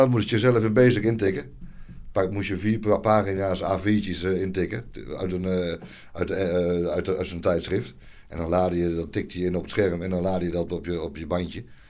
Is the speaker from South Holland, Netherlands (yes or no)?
no; Nunspeet, Gelderland, Netherlands; now in Heerde, Netherlands; ik kom uit Nunspeet.